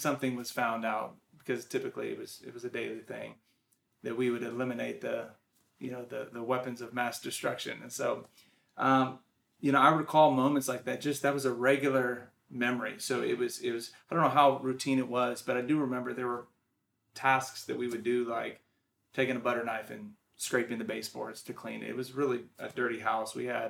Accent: Washington, United States; also born or lived in Texas / Oklahoma / New Mexico / California; I was born in Texas. We moved to Oklahoma, New Mexico, California, on up to Washington State, where I spent a lot of my childhood, early childhood.

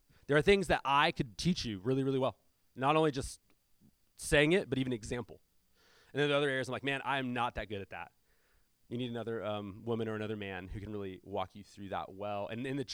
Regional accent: San Diego, California, United States; I grew up in South San Diego

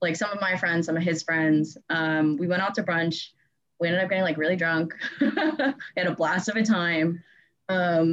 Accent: New York, United States; I'm from New York, but I'm currently not in New York

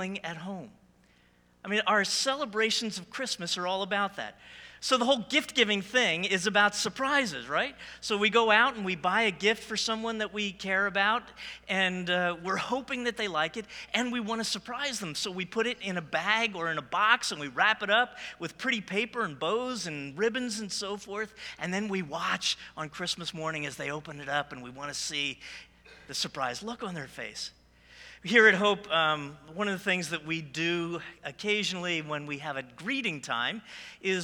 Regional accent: New Jersey, United States; I was born and raised in New Jersey

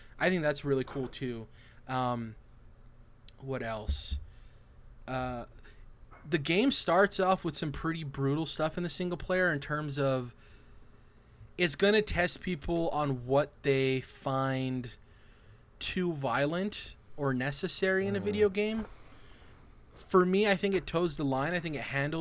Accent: United States; as American citizens

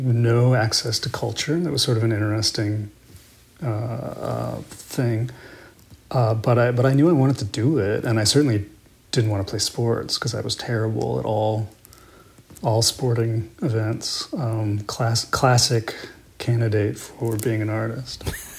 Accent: Salinas, California, United States; now in Vermont, United States; I grew up in California, in Salinas, California.

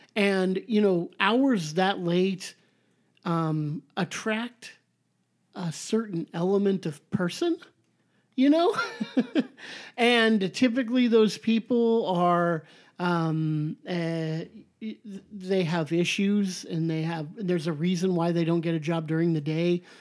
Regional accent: Southern California, United States; I'm so Califo-, Southern Californian, I say the in front of everything

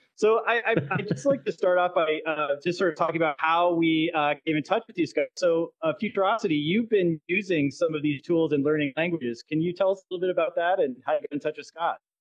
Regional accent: Canada; moved away; I'm originally from Canada

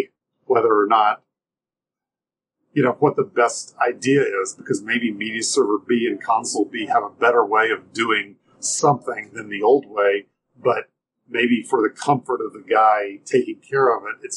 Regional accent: Nashville, Tennessee, United States; I grew up in Nashville

